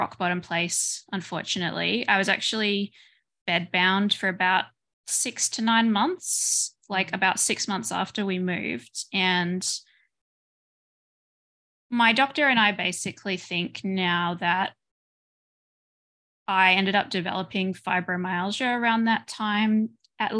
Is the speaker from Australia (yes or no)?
yes; Australia; moved away as an adult; now in Belgium; I moved from Australia to Belgium.